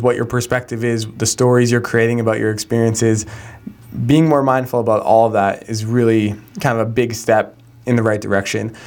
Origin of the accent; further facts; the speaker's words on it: Calgary, Alberta, Canada; my hometown of Calgary, where I grew up